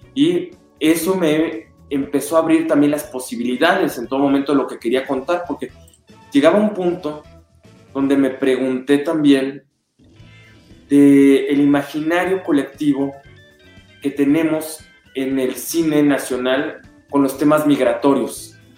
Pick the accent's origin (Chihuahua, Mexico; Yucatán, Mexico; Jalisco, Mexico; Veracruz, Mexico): Jalisco, Mexico; Guadalajara; Guadalajara, pues es mi tierra